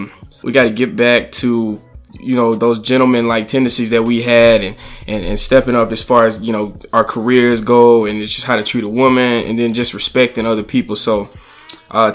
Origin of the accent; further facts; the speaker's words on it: Alabama, United States; moved away as an adult; now in New York, United States; So I'm from Alabama.